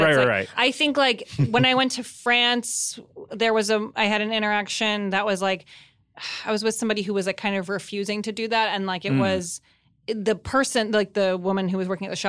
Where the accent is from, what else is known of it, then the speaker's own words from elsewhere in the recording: United States; People don't in America. We do not expect. We expect people to say hello.